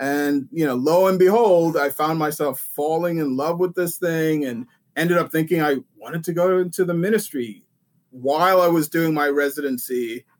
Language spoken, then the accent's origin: English; Vienna, Austria; also born or lived in Sweden / England / Montreal, Canada; I was born in Sweden. I grew up in Vienna, Austria, and went to school in England for a little bit and Montreal, Quebec.